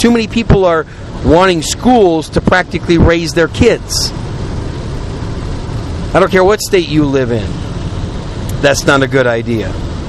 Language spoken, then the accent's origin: English; Wisconsin, United States; also born or lived in New York City / Oklahoma / Chicago; now in Texas, United States; I'm a Yankee, right? I was born in New York City. I was raised in Wisconsin. Wisconsin's pretty much where I call home.